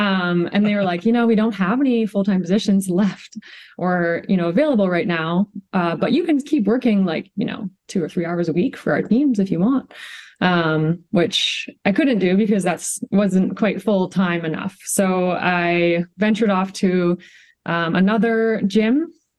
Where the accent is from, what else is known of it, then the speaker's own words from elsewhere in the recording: Kelowna, British Columbia, Canada; moved away as an adult; now in Calgary, Canada; So like my story starts in BC. I'm from Kelowna, BC. Grew up there playing every single sport.